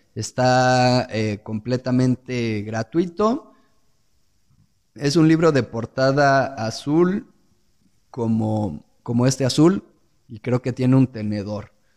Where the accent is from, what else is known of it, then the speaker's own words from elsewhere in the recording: Mexico; aquellos que somos mexicanos